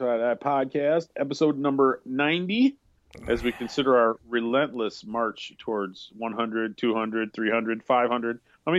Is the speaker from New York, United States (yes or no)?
no; Wisconsin, United States; Me growing up in Wisconsin, I remember the snowbanks so tall that you could... If you fell off one, you'd break your neck.